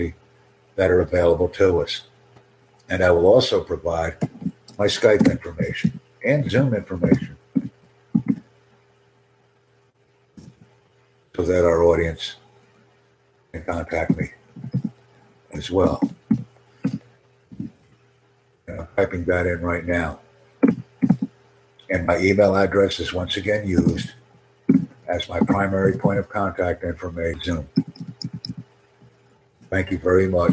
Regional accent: United States; accent: American English; first language English; I'm a native American English speaker

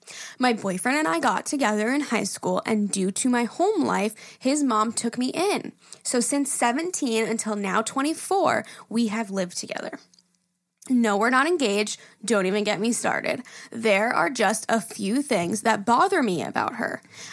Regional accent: Knoxville, Tennessee, United States; Listen, Jerry … I'm from Knoxville, Tennessee.

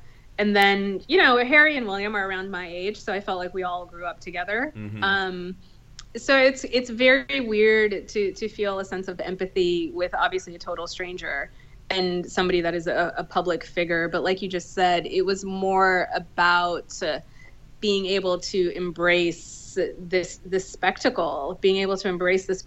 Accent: India; I'm Indian

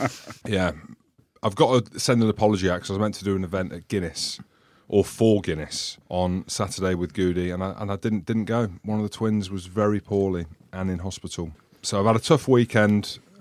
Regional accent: Wales, United Kingdom; because I'm Welsh. I've always breathed fire.

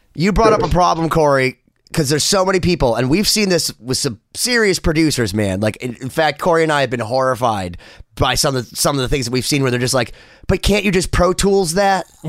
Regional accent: Boston, Massachusetts, United States; I'm from Boston. I love Boston

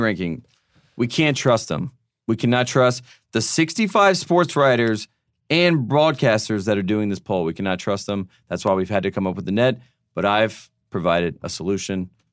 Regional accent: North Carolina, United States; I'm just from North Carolina

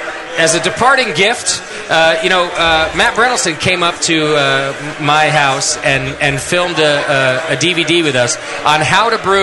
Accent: United Kingdom; moved away; I'm just a Brit in the middle of Texas

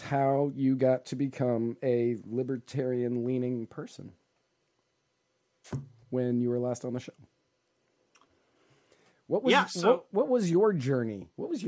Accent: Northern Virginia, United States; I grew up in Northern Virginia

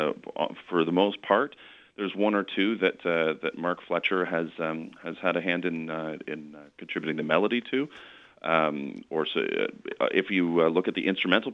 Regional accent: Canada; I am half Scottish. Now, I mean, I'm Canadian. You know, I've never lived overseas

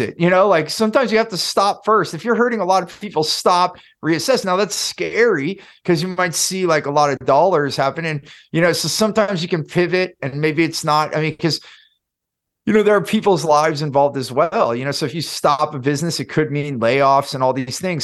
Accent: Silicon Valley, California, United States; I grew up in Silicon Valley, in California

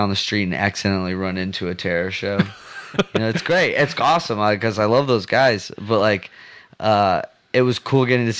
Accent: Texas, United States; I'm born and raised in Texas. My parents are actually from like Detroit in the Midwest.

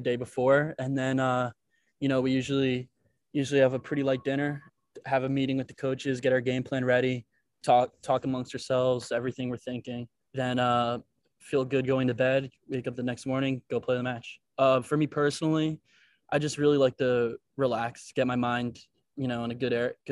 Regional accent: New York, United States; moved away as an adult; now in New Orleans, United States; I'm from New York, so it still has that like city kind of vibe

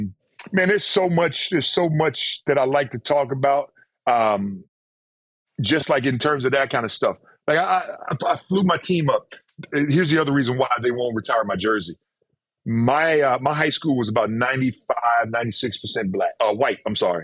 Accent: Mississippi, United States; moved away as an adult; I'm from Mississippi. I used to have people tell me, well, you don't sound like you're from Mississippi.

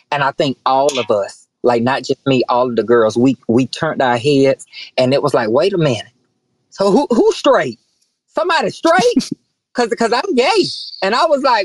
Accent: the South, United States; growing up in the South

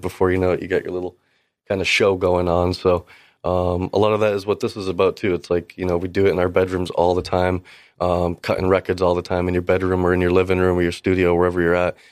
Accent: Gloucester, Massachusetts, United States; I'm actually from Cape Ann, Massachusetts, from Gloucester area.

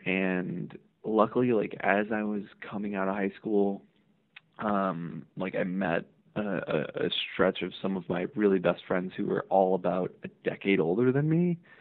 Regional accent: Hammond, Indiana, United States; I'm originally from Northwest Indiana, uh, a city called Hammond. It's just next door to Gary, and that's kind of where I grew up

